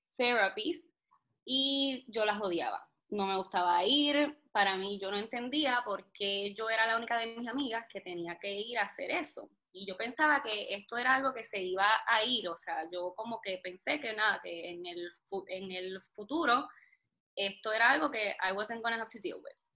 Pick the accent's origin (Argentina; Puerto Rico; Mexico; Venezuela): Puerto Rico; soy de Puerto Rico